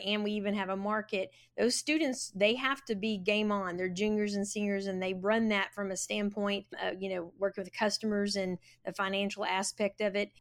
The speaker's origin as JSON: {"language": "English", "town": "Florence", "region": "Texas", "country": "United States", "tie": "born or raised there", "said": "I went K through twelve at Florence High School, and then went to Tarleton State University, and then, uh, came back to Florence"}